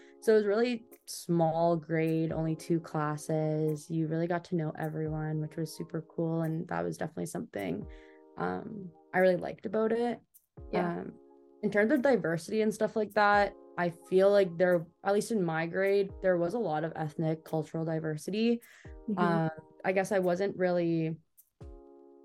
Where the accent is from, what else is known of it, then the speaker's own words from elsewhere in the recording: Waterloo, Ontario, Canada; Ended up moving to KW, which I was born and raised here.